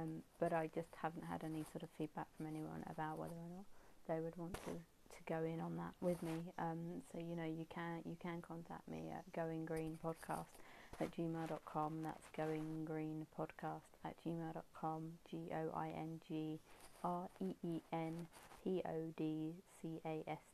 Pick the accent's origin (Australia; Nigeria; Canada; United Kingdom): United Kingdom; England; being English and British